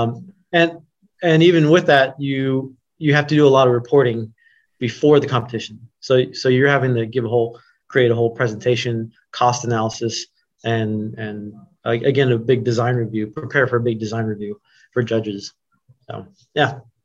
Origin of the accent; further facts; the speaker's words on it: Oklahoma City, Oklahoma, United States; also born or lived in Los Angeles; now in Columbus, United States; i grew up in oklahoma city um, i was born in los angeles but we moved to oklahoma city when i was about three or so